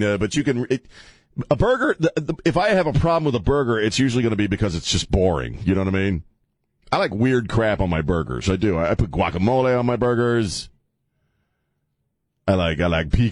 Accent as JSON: {"language": "English", "region": "Maryland", "country": "United States", "moved": "yes", "lives_now": "San Antonio, United States", "said": "I'm from Maryland"}